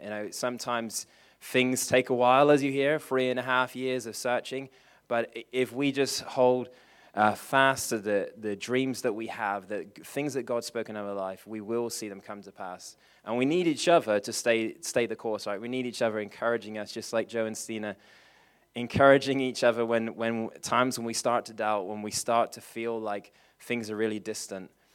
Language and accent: English; England, United Kingdom; I'm English